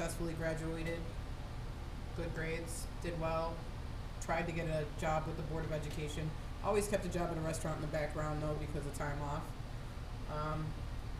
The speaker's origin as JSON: {"language": "English", "town": "Buffalo", "region": "New York", "country": "United States", "tie": "born or raised there", "said": "the first house I grew up in was in North Buffalo, close to Main and Hurdle area where Shoshone Park is."}